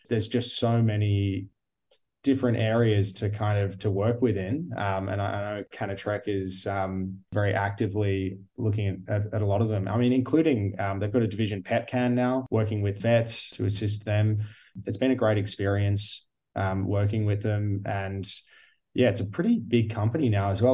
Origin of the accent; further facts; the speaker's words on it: Geelong, Victoria, Australia; also born or lived in Queenscliff; now in Melbourne, Australia; although I live and work in Melbourne now, I am originally from Geelong or Queenscliff before that.